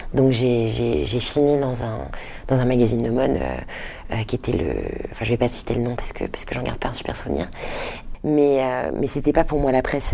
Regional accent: Paris, Île-de-France, France; also born or lived in Detroit, United States; J'ai grandi à Paris, ensuite mes parents sont rentrés à Paris quand je te dis j'avais à peu près 6

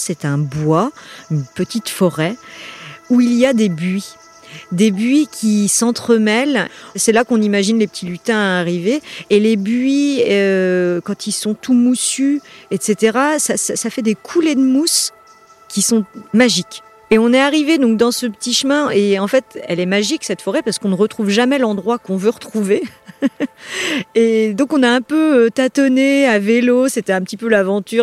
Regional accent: Nantes, Pays de la Loire, France; moved away as an adult; now in Berry, France; je suis originaire de Nantes et je suis arrivée dans le Berry en deux mille dix.

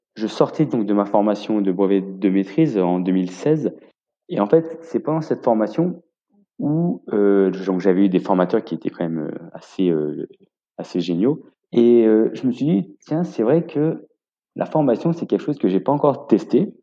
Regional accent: Grenoble, Auvergne-Rhône-Alpes, France; moved away as an adult; also born or lived in London; now in Yssingeaux, France; je suis originaire de Grenoble, où j'ai passé donc tout mon apprentissage

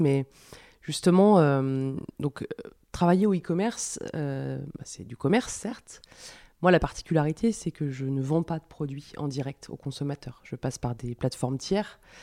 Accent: France; also born or lived in Paris; now in Lyon, France; on est des Français, c'est dans notre culture

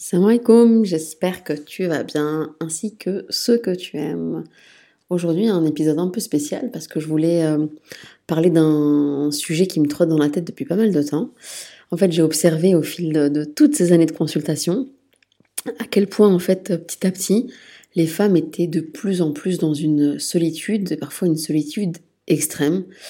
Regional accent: France; moved away as an adult; also born or lived in Liège, Belgium; now in Brussels, Belgium; moi, je suis née en France, puis je me suis installée en Belgique, à Liège, pour mes études de sage-femme

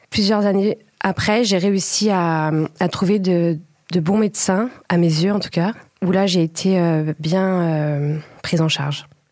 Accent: Paris, Île-de-France, France; je suis originaire de Paris

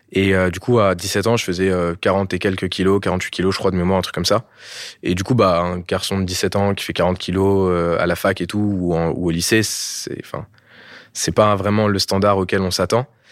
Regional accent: France; also born or lived in Bordeaux, France / Val d'Oise, France; j'ai grandi une partie de mon enfance euh, dans le sud, à Bordeaux, et une autre partie à Paris, principalement dans le 95, dans le Val d'Oise

